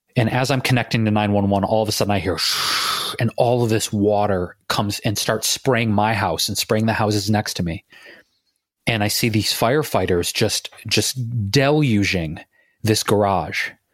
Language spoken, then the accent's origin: English; Detroit, Michigan, United States; moved away; going back to my hometown, Detroit